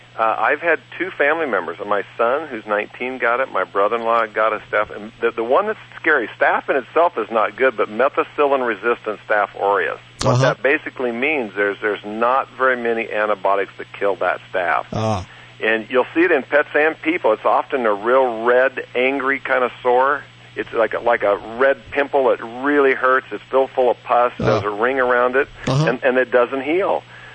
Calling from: North Idaho, United States; I'm calling from Almost Heaven Ranch in North Idaho.

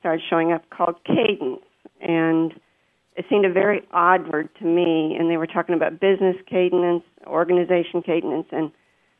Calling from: Dallas, Texas, United States; I'm calling from Dallas.

